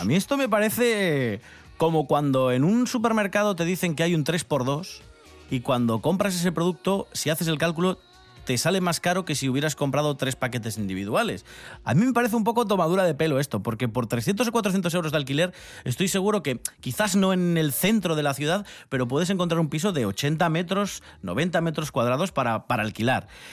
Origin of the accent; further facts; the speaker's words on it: Avilés, Asturias, Spain; soy de Avilés